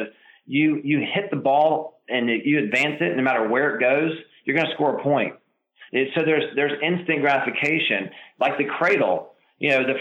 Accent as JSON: {"language": "English", "town": "Charlotte", "region": "North Carolina", "country": "United States", "tie": "born or raised there", "said": "I grew up in Charlotte. I learned the game at Charlotte Country Club"}